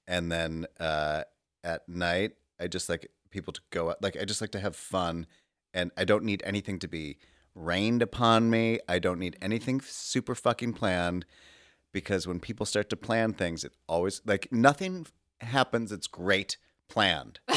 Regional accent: Oak Park, Illinois, United States; moved away; my hometown of Oak Park, Illinois

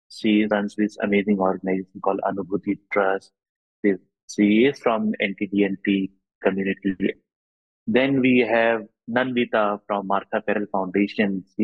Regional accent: Bomdila, Arunachal Pradesh, India; born there; also born or lived in Assam / Bengal / Delhi / Mumbai; I was born in Arunachal in this beautiful place called Bomdila, which is near Tawang. And I studied in Arunachal for some time and also studied in Assam for some time later on Bengal and, and Delhi and Mumbai later on.

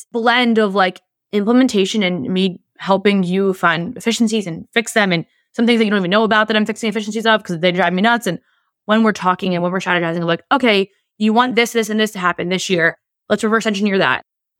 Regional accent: New Jersey, United States; I'm from New Jersey. I'm passionate. We love to use language.

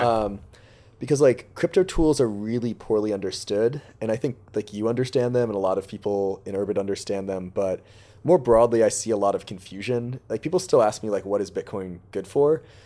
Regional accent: Boston, Massachusetts, United States; I grew up in Boston

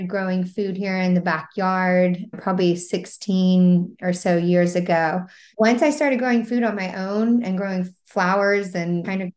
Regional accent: Mississippi, United States; now in Charleston, United States; I grew up in Mississippi and my dad had a garden.

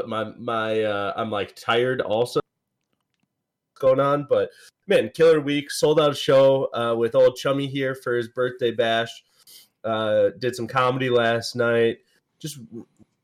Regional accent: Neenah, Wisconsin, United States; We grew up in Neenah

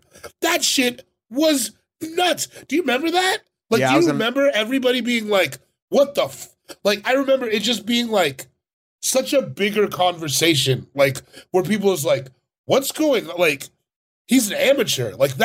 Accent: Arkansas, United States; We're both from Arkansas.

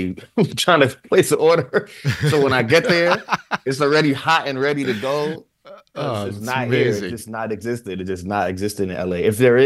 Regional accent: Jamaica; The food here is, as a Jamaican man, it's really hard to find a real good beef patty.

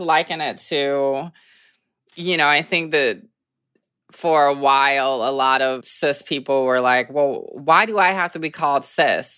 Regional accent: the South, United States; moved away as an adult; now in Brooklyn, United States; being Southern

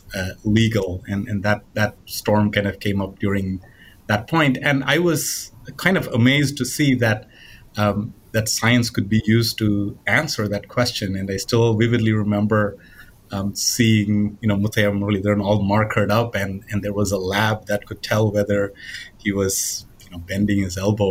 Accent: India; moved away; I grew up in India

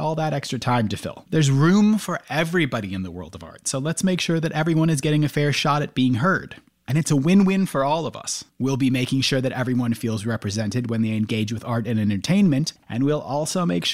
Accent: United States; I grew up in the States

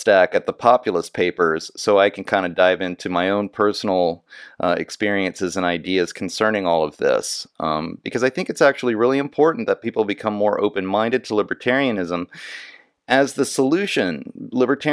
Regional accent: Texas, United States; I grew up in Texas

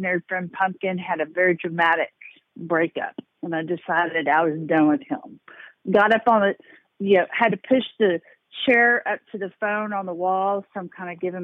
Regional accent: Texas, United States; I am from Texas

